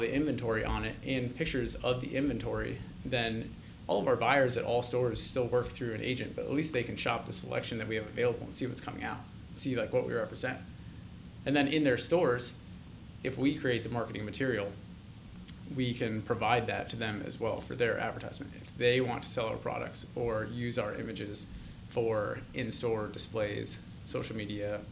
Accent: Gahanna, Ohio, United States; I grew up actually mainly in Columbus, Gahanna

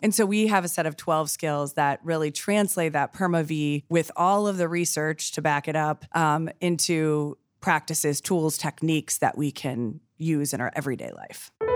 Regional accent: Columbus, Ohio, United States; born and raised in Columbus

